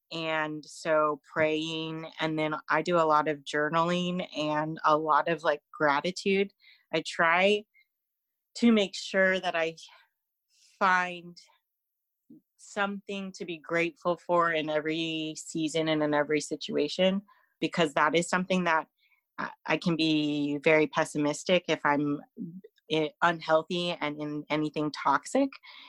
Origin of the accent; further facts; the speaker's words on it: California, United States; moved away as an adult; now in Fresno, United States; I live in this town where everything is so far right and so conservative, and I come from the Bay Area. When I moved here to Fresno in 2017